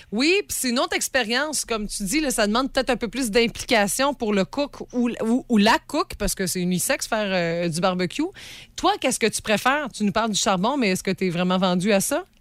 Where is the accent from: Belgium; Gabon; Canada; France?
Canada; Sainte-Félicité, Quebec; je suis originaire de Sainte-Félicité